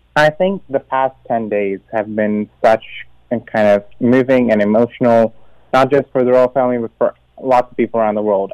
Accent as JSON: {"language": "English", "country": "Canada", "moved": "yes", "said": "as a Canadian"}